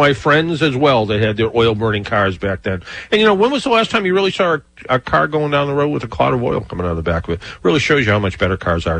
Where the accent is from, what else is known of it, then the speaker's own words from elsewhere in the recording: Brockton, Massachusetts, United States; I grew up in Brockton, there was a Nissen's Bakery